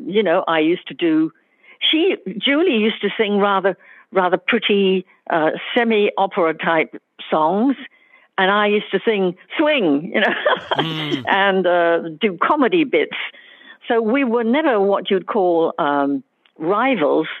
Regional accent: London, United Kingdom; also born or lived in Wales; I'm half Welsh, and during the serious bombing in the war in London where we lived, I used to go off to stay with my grandparents

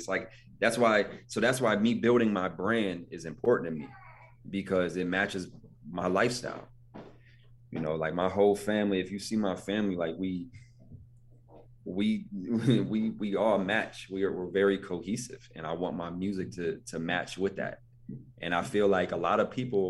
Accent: Buffalo, New York, United States; also born or lived in Ohio; I'm from Buffalo

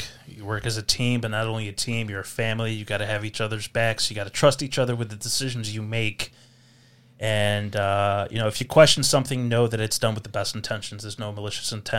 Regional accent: Chicago, Illinois, United States; also born or lived in Greece; Lived in the Lincoln Square area for greater half of my youth

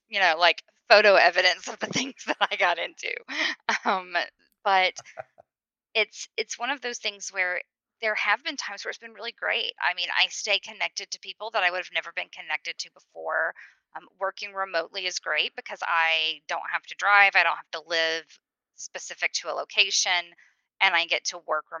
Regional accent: the South, United States; I'm from the South. It's SEC country

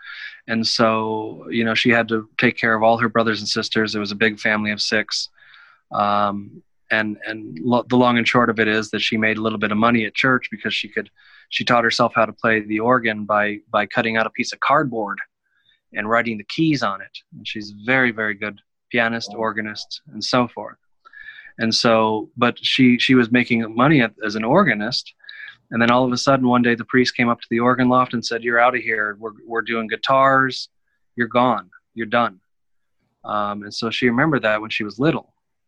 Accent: Kansas, United States; Kansas, University of Kansas.

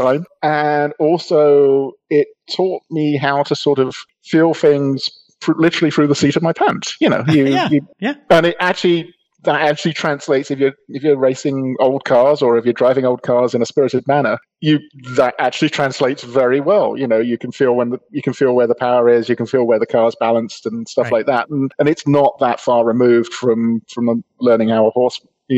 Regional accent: London, United Kingdom; accent: UK accent; moved away as an adult; now in United States; I grew up in Southeast London, in a neighborhood called Charlton near Greenwich. I lived there until I was 30

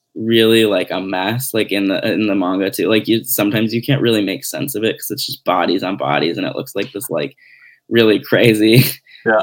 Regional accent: Glenview, Illinois, United States; So I grew up outside of Chicago

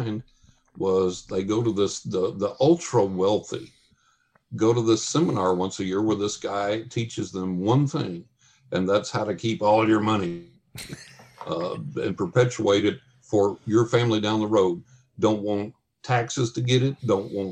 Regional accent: West Texas, United States; moved away; also born or lived in New York; When I grew up in West Texas, and when I lived in Texas

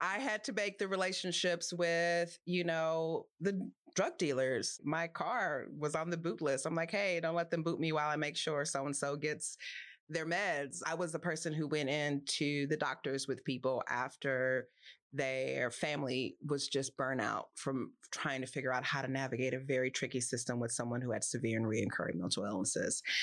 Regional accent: Los Angeles, California, United States; I grew up in Los Angeles

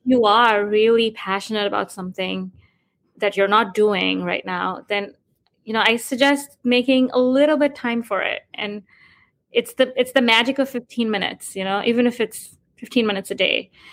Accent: India; moved away as an adult; also born or lived in New York, United States; now in Florida, United States; I grew up in India and moved to New York in 2005 to pursue my higher education at Columbia University

